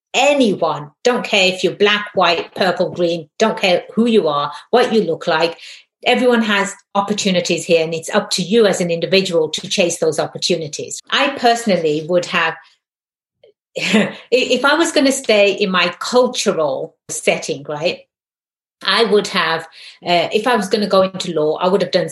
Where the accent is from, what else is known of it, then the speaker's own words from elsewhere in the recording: England, United Kingdom; In England, I'm Indian, but my ethnicity is Indian. My nationality is English. Right? I am a British person. In England, we don't say I'm an Indian English.